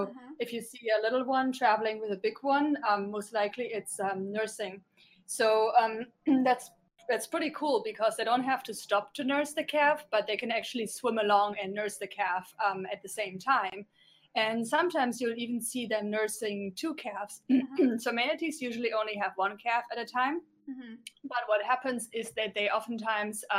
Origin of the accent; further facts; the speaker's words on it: Germany; moved away as an adult; also born or lived in New York; I grew up in Germany, but moved to New York a while ago, and went to school there and started working in TV